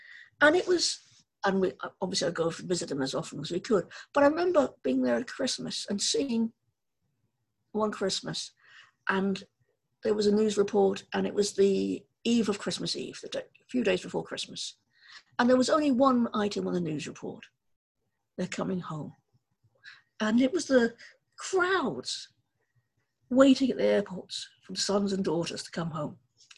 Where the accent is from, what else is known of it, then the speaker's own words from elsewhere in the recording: Ireland; I think something we have in common as Irish people is a very strong sense of place.